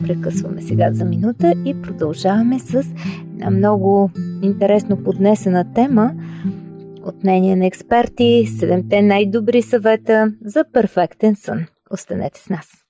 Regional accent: Bulgaria; Ние като българи

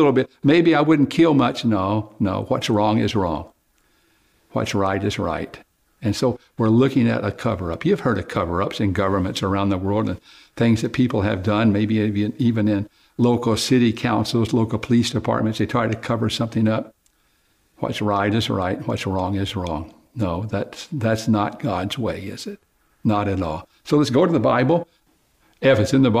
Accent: Oklahoma, United States; I grew up in Oklahoma, and I used to help my dad build fences

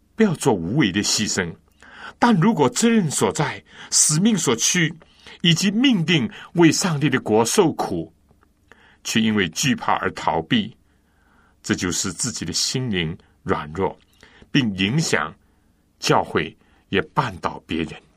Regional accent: China; 我们中国人

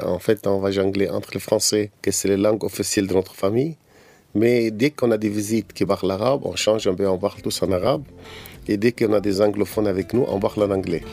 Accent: Egypt; French is a second language; now in Cairo, Egypt; j'ai grandi dans, sur une île, dans les en Égypte, dans une famille copte traditionnelle

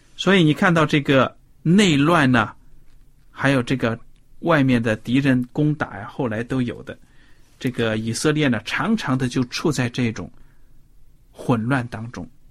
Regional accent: China; 我们中国的谚语

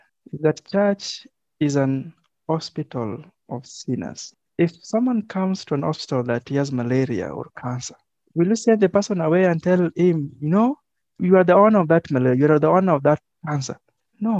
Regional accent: Kenya; I am a Kenyan

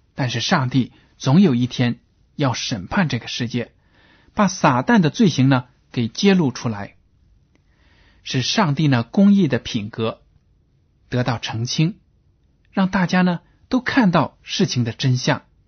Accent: China; 我们中国人说，善有善报，恶有恶报

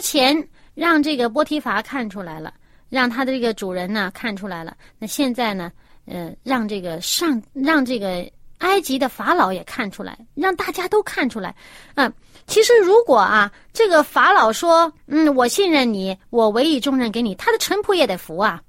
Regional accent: China; 我们中国人信天嘛

